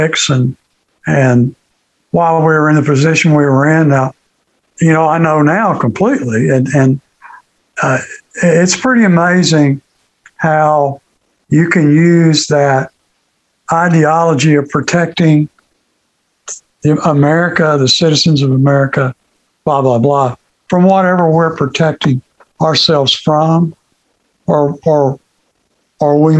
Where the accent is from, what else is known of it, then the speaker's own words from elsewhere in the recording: Greenville, Kentucky, United States; moved away as an adult; I grew up in Kentucky. I was born in Muhlenberg County, Kentucky, Greenville.